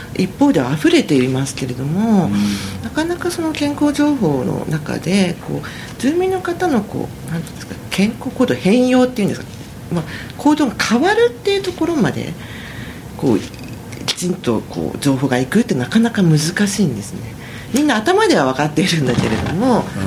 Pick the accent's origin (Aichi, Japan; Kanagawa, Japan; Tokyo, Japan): Tokyo, Japan; Komae; also born or lived in Tochigi Prefecture; 生まれはですね私栃木県らしいんですけれども育ちは東京なんですね